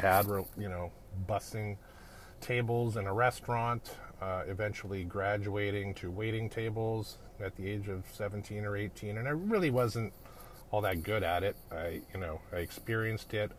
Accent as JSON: {"language": "English", "town": "Edmonton", "region": "Alberta", "country": "Canada", "tie": "born or raised there", "said": "I'm a Canadian kid. I grew up in uh, a town called Edmonton, Alberta, up in the Great White North"}